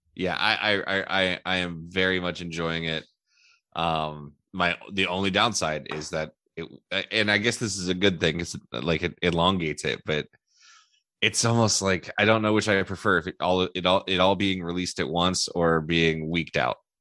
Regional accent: Houston, Texas, United States; I'm from Houston

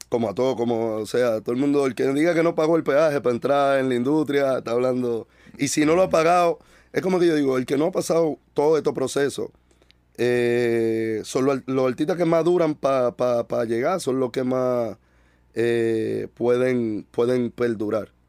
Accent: Dominican Republic; de donde yo vengo, tú entiendes, había muy poca información

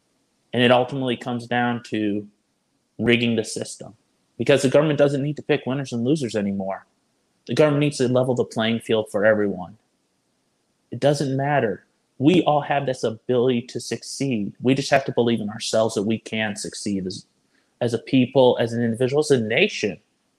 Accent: Illinois, United States; I'm a transplant from Illinois.

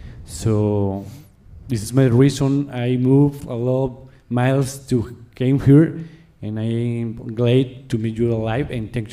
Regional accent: Mexico; English is a second language; Joe, too. I'm from Mexico.

